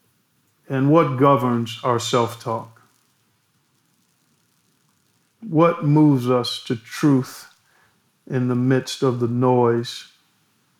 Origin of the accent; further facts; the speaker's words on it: Cleveland, Ohio, United States; my hometown of Cleveland